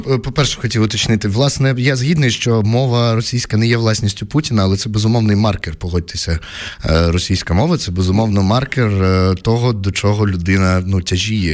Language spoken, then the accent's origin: Ukrainian; Poltava Oblast, Ukraine; first language Russian; Ukrainian is a second language; я з Полтавщини е, розмовляв російською, закінчував російську школу